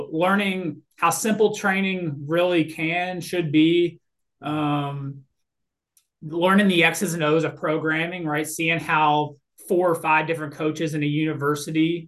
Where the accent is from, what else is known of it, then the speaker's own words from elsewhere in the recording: Louisville, Kentucky, United States; moved away as an adult; also born or lived in Florida / Memphis, Tennessee; now in Mississippi, United States; I was a born and raised in Louisville, Kentucky?